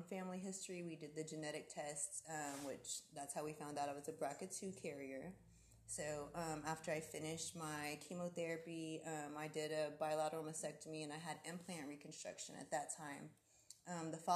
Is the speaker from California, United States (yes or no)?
no; Bolivar, Tennessee, United States; moved away as an adult; now in Corpus Christi, United States; I am originally from Corpus. Grew up in Bolivar, Tennessee, which is a small little town